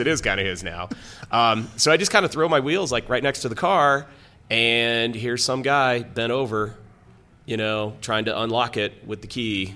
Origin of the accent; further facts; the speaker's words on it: Lakewood, Colorado, United States; also born or lived in Greeley, Colorado; I grew up in Lakewood, it's Morrison Road.